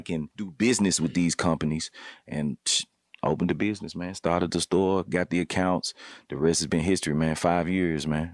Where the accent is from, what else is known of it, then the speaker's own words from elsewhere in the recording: Memphis, Tennessee, United States; also born or lived in Cordova, Tennessee; I grew up, I'm from the Haven, Black Haven, you know what I'm saying? So, coming up on the South Side of Memphis